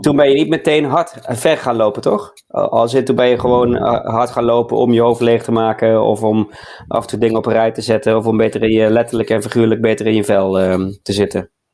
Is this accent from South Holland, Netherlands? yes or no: no; Boxmeer, North Brabant, Netherlands; hetzelfde dorp als waar ik vandaan kom. Hè? waar het allemaal begonnen is, hè? In het mooie Boksmeer